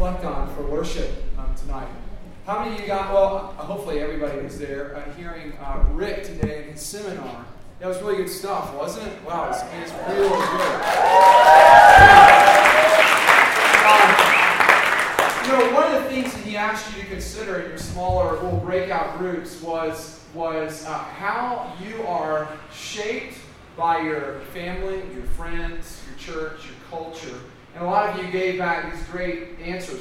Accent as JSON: {"language": "English", "region": "the South", "country": "United States", "said": "I'm from the South"}